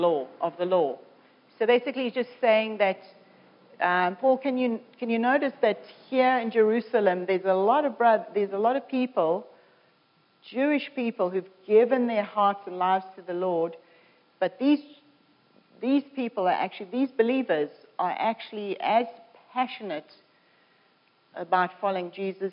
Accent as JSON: {"language": "English", "country": "South Africa", "moved": "yes", "lives_now": "Canada", "said": "I'm a South African coming to Canada"}